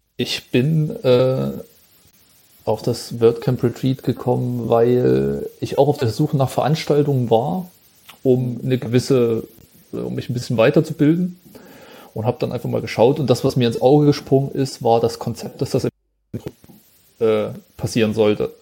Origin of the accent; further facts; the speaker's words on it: Jena, Thuringia, Germany; Ich komme aus Thüringen, aus Jena